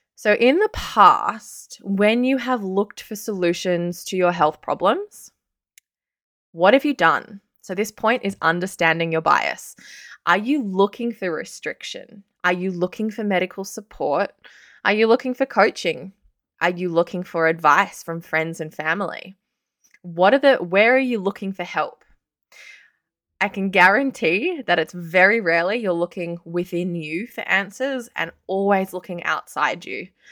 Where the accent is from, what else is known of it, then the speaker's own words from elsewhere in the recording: Sydney, New South Wales, Australia; moved away as an adult; also born or lived in Canberra; I'm actually from Sydney. I left Sydney for the first time when I was nineteen years old.